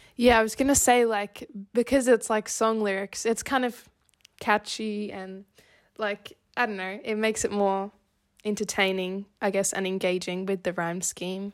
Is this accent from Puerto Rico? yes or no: no; Australia; I'm an Australian